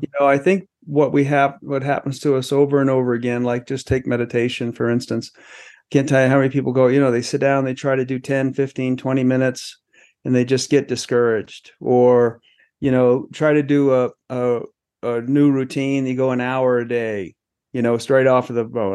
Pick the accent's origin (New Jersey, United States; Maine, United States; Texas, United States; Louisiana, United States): Maine, United States; also born or lived in Los Angeles; now in Colorado, United States; I grew up in Maine